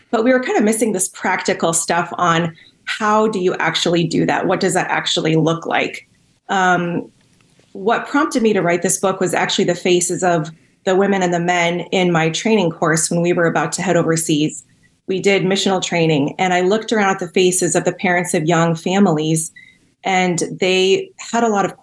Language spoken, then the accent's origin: English; Cameroon; Yeah, I grew up in Cameroon. My parents were with Wycliffe Bible translators. So I grew up in a small village, and my parents translated the Bible into the Noni language.